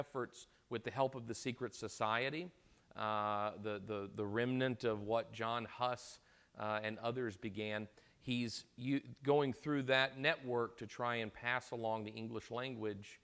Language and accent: English; the South, United States; accent: Southern; I'm from the South